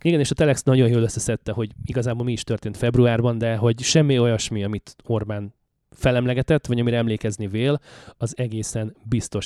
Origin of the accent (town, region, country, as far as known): Hungary; now in Canada